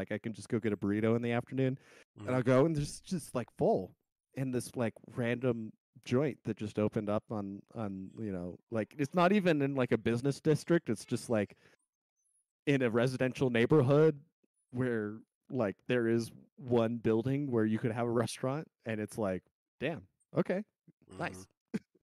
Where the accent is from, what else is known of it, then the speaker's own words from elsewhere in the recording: Colorado, United States; Growing up in Colorado